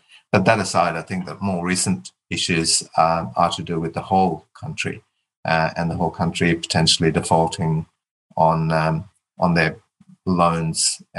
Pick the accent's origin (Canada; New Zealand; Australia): Australia; Perth, Western Australia; because I had a lot to do with Indigenous families growing up in Perth, because my mum was a teacher and then a principal in an all-Indigenous school in WA.